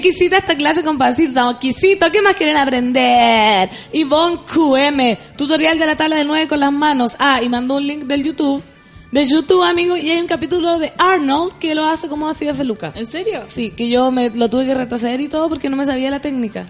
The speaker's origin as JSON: {"language": "Spanish", "country": "Chile", "said": "Yo soy chilena, chilena."}